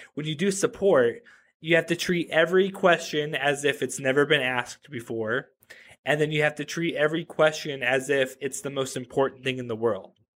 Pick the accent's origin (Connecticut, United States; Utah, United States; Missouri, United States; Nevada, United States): Nevada, United States; Reno; I grew up in Reno, Nevada